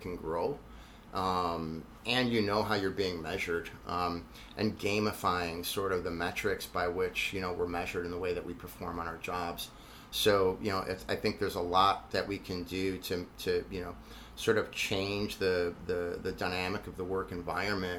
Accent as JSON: {"language": "English", "town": "Buffalo", "region": "New York", "country": "United States", "said": "I tell them I'm from Buffalo"}